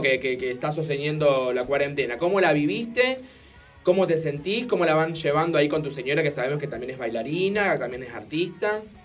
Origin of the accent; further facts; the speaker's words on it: Argentina; yo soy argentino